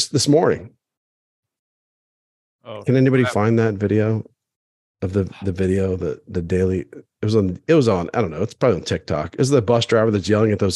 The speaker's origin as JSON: {"language": "English", "region": "Maryland", "country": "United States", "tie": "born or raised there", "said": "I grew up in Maryland, but I was Episcopalian"}